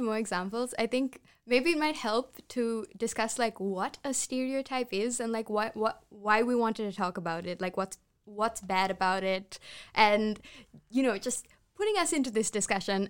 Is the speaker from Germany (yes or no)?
no; Sri Lanka; English is a second language; I'm Sri Lankan